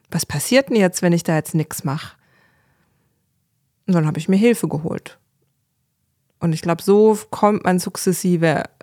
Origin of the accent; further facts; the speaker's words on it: Baden-Württemberg, Germany; komme aus Baden-Württemberg